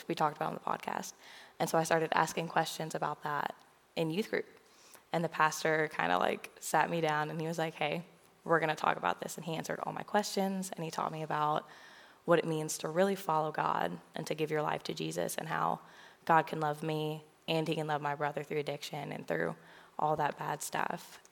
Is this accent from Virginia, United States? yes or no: yes; Williamsburg, Virginia, United States; moved away as an adult; also born or lived in Kentucky; now in Murray, United States; I grew up in Williamsburg, Virginia, which is about 13 hours away from here